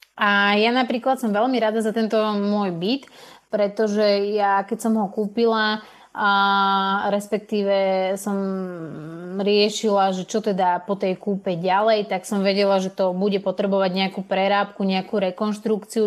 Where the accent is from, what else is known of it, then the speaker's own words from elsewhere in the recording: Slovakia; moved away as an adult; also born or lived in Denmark; Ja som vlastne odišla zo Slovenska, kde som predtým teda bývala s mojimi rodičmi